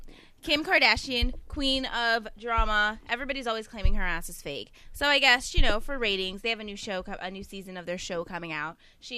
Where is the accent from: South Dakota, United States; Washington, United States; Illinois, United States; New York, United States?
New York, United States; New York City; moved away; I'm from the Big Apple.